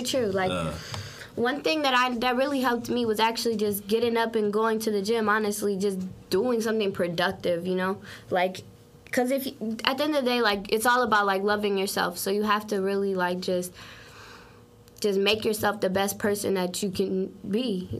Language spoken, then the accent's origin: English; St. Paul, Minnesota, United States; St. Paul, Minnesota is definitely not where I want to stay for the rest of my life